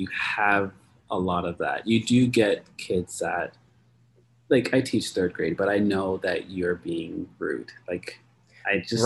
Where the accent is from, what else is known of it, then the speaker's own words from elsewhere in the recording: Nova Scotia, Canada; I grew up in Nova Scotia.